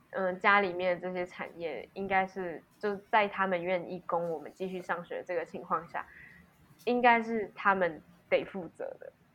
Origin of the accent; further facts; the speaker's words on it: Alishan, Chiayi County, Taiwan; moved away; 那一天是要回阿里山